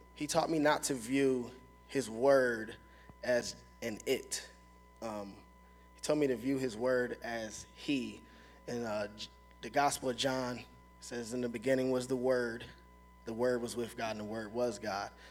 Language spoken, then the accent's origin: English; Philadelphia, Pennsylvania, United States; also born or lived in Watertown, New York; I'm from North Philly, so it's like very violent.